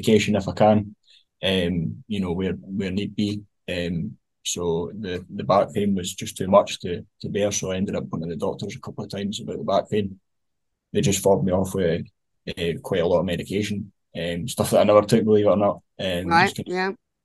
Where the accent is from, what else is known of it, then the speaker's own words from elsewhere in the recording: Fife, Scotland, United Kingdom; I'm from Fife